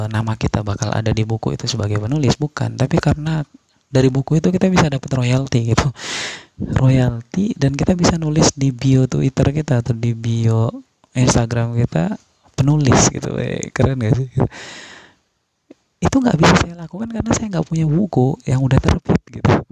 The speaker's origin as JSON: {"language": "Indonesian", "region": "West Nusa Tenggara", "country": "Indonesia", "said": "kenalin dan saya dari Lombok."}